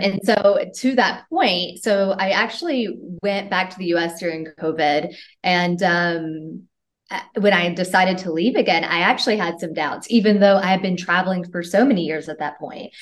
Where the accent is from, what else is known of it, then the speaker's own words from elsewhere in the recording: Tennessee, United States; moved away as an adult; I'm from Tennessee in the US. And um, I left, well, I started traveling when I was 19 years old from the US.